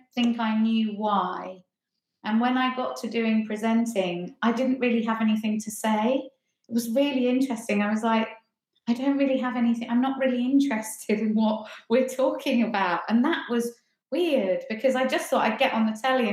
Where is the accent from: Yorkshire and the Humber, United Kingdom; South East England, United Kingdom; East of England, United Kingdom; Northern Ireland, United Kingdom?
South East England, United Kingdom; Ringmer; moved away as an adult; now in Hackney, London, United Kingdom; I'm from Ringmer, which is just outside Lewes, kind of the other side of Brighton. Yeah, so down in East Sussex.